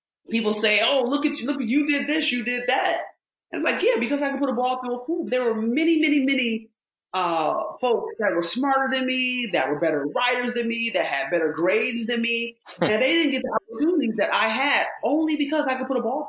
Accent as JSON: {"language": "English", "town": "Rochester", "region": "New York", "country": "United States", "tie": "born or raised there"}